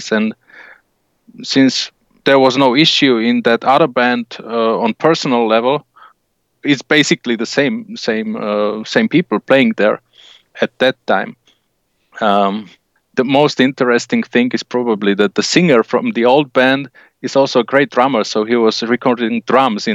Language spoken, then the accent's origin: English; Slovakia; we're from Slovakia